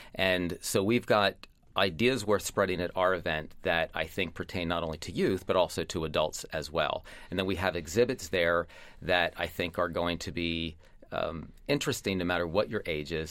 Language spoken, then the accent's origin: English; Lancaster, Pennsylvania, United States; my hometown